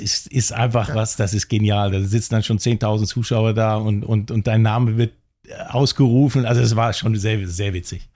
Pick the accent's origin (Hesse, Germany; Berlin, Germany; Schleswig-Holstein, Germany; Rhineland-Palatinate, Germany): Schleswig-Holstein, Germany; Kiel; also born or lived in Hamburg; now in Wiesbaden, Germany; ich bin in Kiel geboren, habe sechs Jahre in Hamburg gelebt und habe dann als kleiner Junge noch für den HSV gespielt